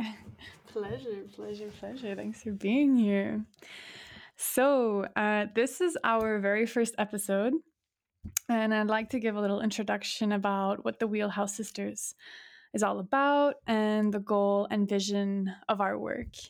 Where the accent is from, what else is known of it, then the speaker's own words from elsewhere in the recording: Montreal, Quebec, Canada; moved away as an adult; now in Hamburg, Germany; I was born in Montreal, Canada, uh, born and raised